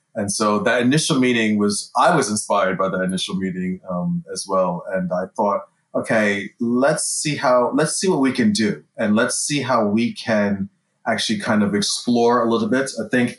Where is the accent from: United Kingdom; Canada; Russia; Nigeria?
United Kingdom; also born or lived in United States; I'm one of the career coaches here at INSEAD in the CDC, the Career Development Center. I'm British and American. I've spent half my life in America, the other half of my life pretty much in Europe, mostly in Britain.